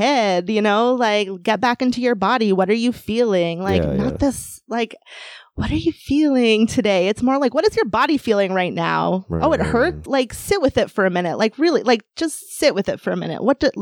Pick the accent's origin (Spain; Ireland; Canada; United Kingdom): Canada; I was born in Canada